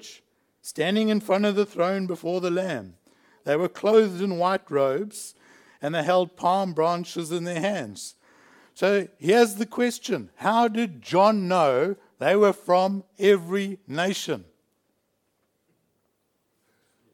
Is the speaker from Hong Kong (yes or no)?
no; South Africa; now in Australia; I've changed my nationality. I'm now Australian. I was born a South African